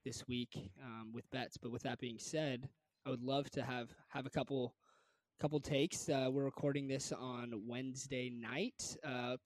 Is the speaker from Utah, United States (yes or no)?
no; Northern California, United States; born and raised in Northern California